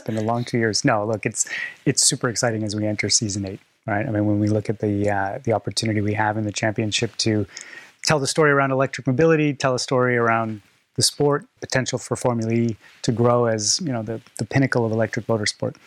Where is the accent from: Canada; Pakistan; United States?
Canada; I'm Canadian